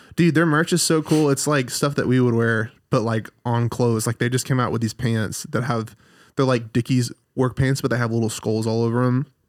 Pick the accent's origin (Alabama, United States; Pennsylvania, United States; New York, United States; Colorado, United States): Alabama, United States; moved away as an adult; now in Redding, United States; so I'm from Alabama